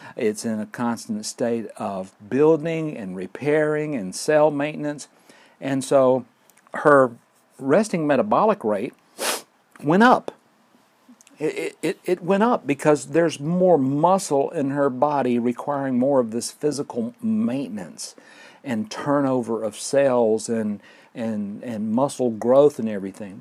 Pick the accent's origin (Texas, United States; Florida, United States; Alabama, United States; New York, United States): Alabama, United States; Fort Payne; recording here at Lookout Mountain near Fort Payne, Alabama. My hometown, great place to live